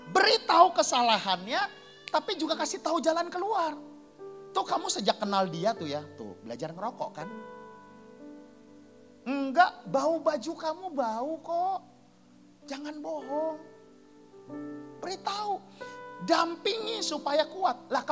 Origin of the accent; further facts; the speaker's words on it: Sumatra, Indonesia; Saya ini orang Sumatera.